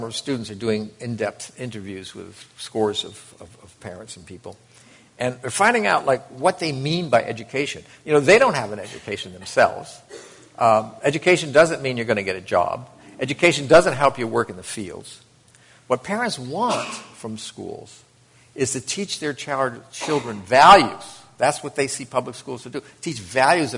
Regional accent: United States; It was the first time I ever left the United States

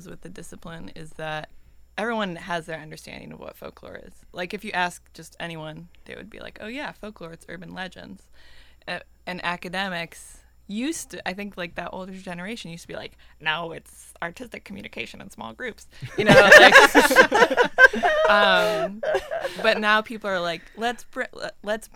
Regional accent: Indiana, United States; I'm from Indiana

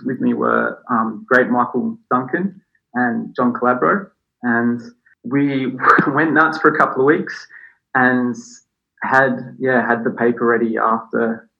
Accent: Boolarra, Victoria, Australia; moved away as an adult; also born or lived in Gold Coast, Queensland; I was born and bred in Bulim in Victoria

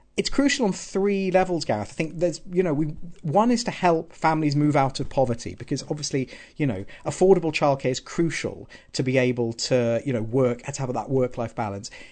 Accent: Southampton, South East England, United Kingdom; also born or lived in Wales; now in Pontyclun, United Kingdom; I'm from Southampton originally

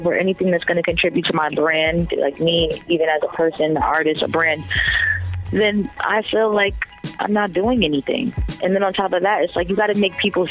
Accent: New Jersey, United States; we both from Jersey, you know. We're both from Jersey

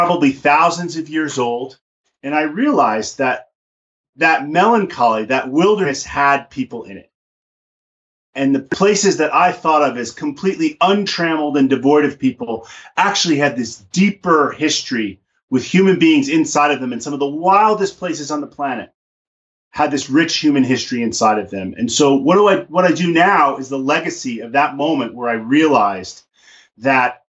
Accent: New York City, New York, United States; also born or lived in Alaska; now in Montana, United States; I was a kid from the Bronx

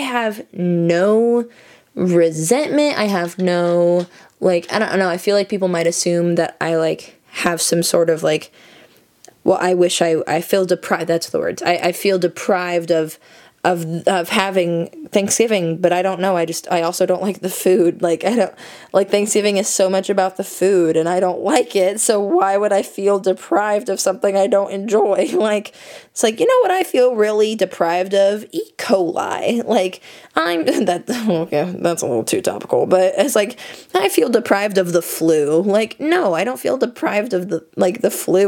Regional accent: United States; I'm American. I was born here, obviously, but I have a way stronger connection to my Dutch heritage

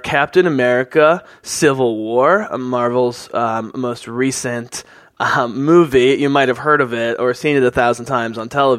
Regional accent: Philadelphia, Pennsylvania, United States; growing up in Philadelphia

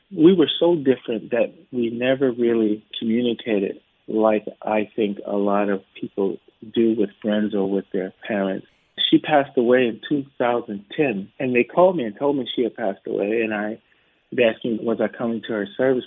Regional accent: United States; I'm an American. I've been in the states

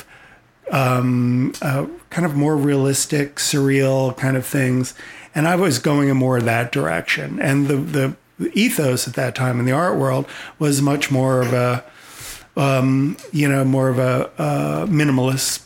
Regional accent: Old Bridge, New Jersey, United States; moved away; also born or lived in Denver, Colorado; I grew up in the New Jersey suburbs in the 70s.

